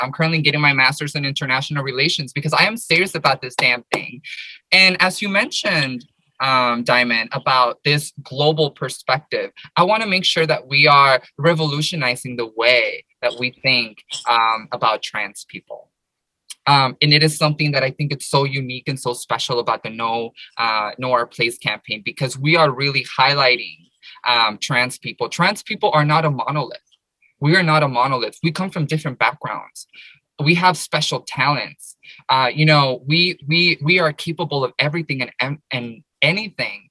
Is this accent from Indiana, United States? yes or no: no; Paramount, California, United States; I grew up in the United States. I grew up in Southern California, in LA, in this little city called Paramount.